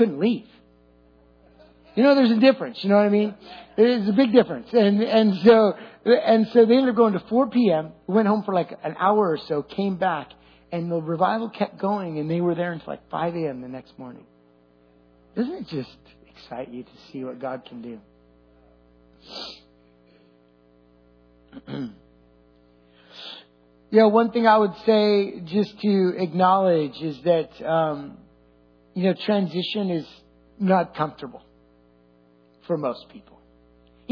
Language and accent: English; California, United States; I'm Californian through and through.